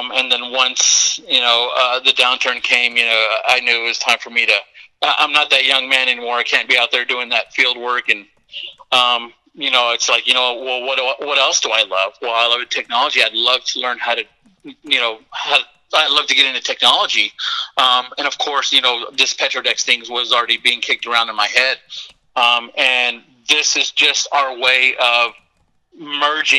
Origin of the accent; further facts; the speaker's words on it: Odessa, Texas, United States; moved away as an adult; now in Austin, United States; I was born and raised in Odessa